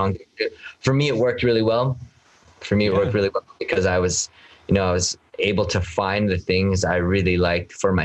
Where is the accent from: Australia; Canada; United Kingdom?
Canada